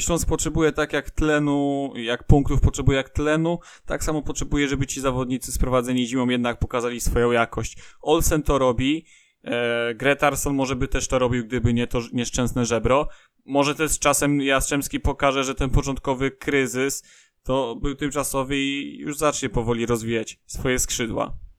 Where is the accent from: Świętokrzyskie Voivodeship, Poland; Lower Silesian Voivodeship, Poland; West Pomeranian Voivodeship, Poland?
Lower Silesian Voivodeship, Poland; area around Lubin; ja jestem z okolic innych e, niż Wrocław, bo to tereny są głównie za Zagłębiem Lubin